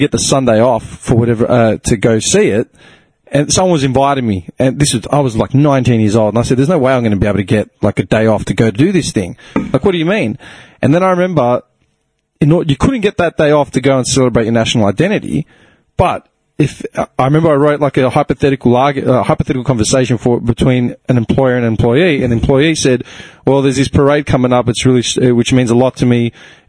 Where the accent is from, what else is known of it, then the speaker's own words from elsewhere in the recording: Clayton, Victoria, Australia; I grew up in Clayton.